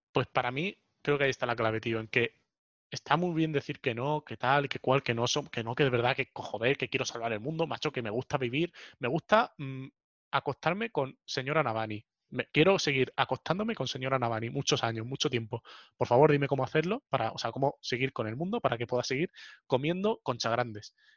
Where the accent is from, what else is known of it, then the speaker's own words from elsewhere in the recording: Spain; mi pueblo, o sea, España, mi país